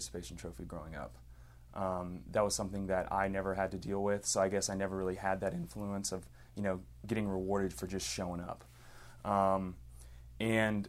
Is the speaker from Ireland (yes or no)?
no; Katy, Texas, United States; also born or lived in Lafayette, Louisiana; At an early age, moved here to Houston, grew up in Katy, Texas, just west of here